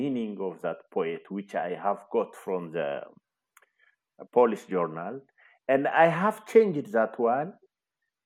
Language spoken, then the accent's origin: English; Ejo, Oromia, Ethiopia; I was born in Ejo, Wellega, Oromia. I have completed my primary and high school education in Ejo